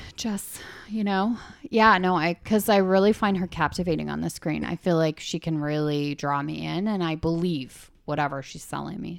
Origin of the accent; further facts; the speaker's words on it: Canada; Eh? We're from Canada, eh?